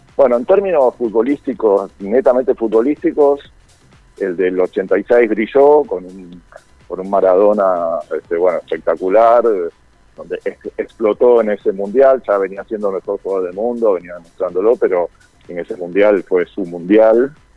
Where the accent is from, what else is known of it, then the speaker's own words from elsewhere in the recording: Argentina; nosotros acá en Argentino